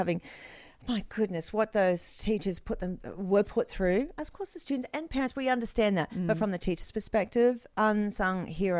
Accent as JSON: {"language": "English", "town": "Proserpine", "region": "Queensland", "country": "Australia", "tie": "born or raised there", "moved": "yes", "said": "I know the Whitsundays very well. I grew up in Proserpine."}